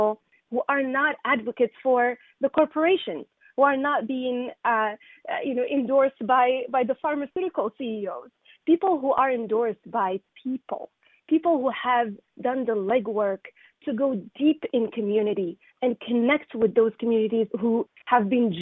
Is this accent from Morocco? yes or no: yes; Morocco; moved away as an adult; now in Brookline, United States; I came from Morocco. When I was 20 years old